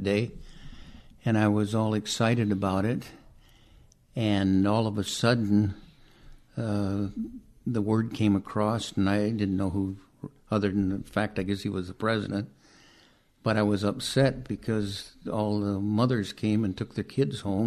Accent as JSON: {"language": "English", "town": "Seattle", "region": "Washington", "country": "United States", "tie": "born or raised there", "said": "born in Seattle."}